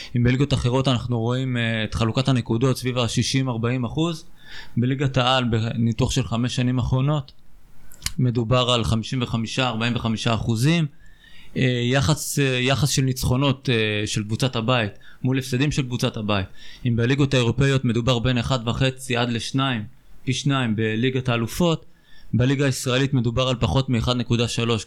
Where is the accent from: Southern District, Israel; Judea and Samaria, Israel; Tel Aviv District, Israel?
Southern District, Israel; Beersheba; ואני בתור באר שבעי